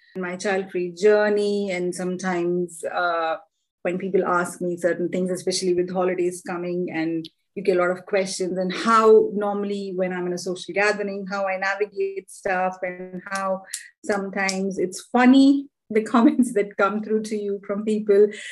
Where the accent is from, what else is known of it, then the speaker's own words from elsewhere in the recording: India; now in London, United Kingdom; I live in London and I'm originally from India